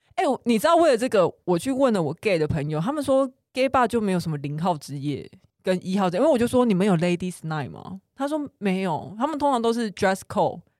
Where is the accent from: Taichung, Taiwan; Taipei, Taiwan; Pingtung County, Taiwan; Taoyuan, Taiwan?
Pingtung County, Taiwan; 他就知道说我是屏东人